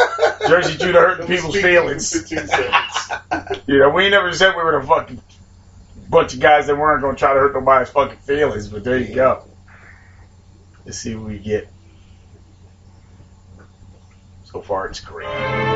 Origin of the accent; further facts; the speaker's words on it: London, United Kingdom; Motherfucker, I was raised in London.